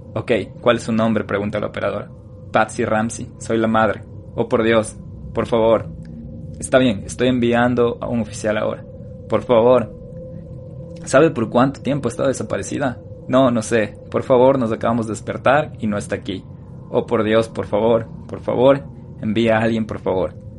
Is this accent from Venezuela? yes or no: no; Ecuador; now in United States; tenemos que estar orgullosos como ecuatorianos